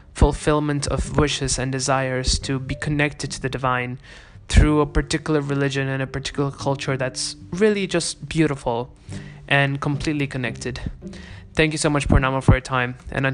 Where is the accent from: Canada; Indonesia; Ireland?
Indonesia; Jakarta; now in Bali, Indonesia; me, coming from another part of the country, from Jakarta